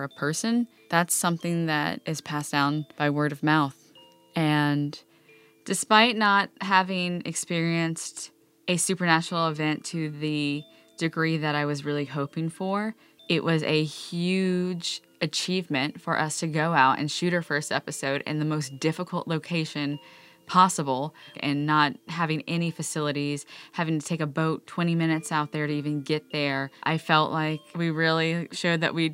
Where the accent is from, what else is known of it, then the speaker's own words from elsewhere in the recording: Cajun, Louisiana, United States; Myself and my dad and my mom, we are all Cajun. We've grown up exploring the swamps and going out there.